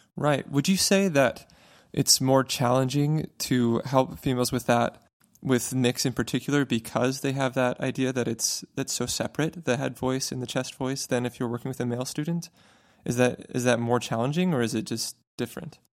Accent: Fountain Valley, California, United States; moved away as an adult; now in Boston, United States; I'm going down to California to my hometown, Fountain Valley. I'm going to be singing with my high school choir, Fountain Valley High School

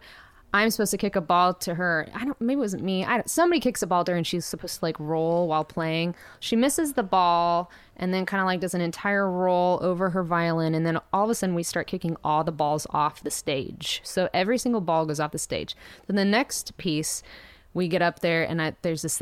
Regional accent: Kansas, United States; now in Nashville, United States; growing up in Kansas

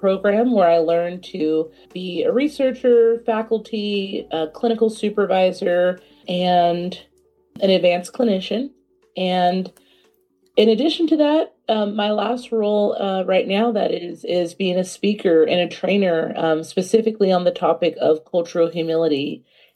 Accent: California, United States; moved away as an adult; now in Dallas-Fort Worth, United States; I am originally from California, but I moved here about 8 years ago to pursue my master's degree in counseling

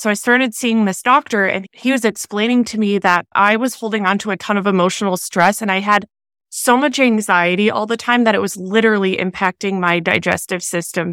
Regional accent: Minnesota, United States; moved away as an adult; now in Southern California, United States; I'm born and raised in Minnesota

